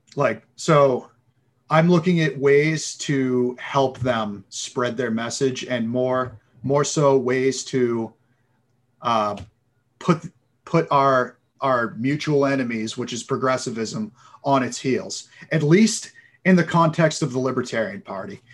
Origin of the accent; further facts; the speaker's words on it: Massachusetts, United States; moved away as an adult; also born or lived in San Diego; I'm, I'm originally from Massachusetts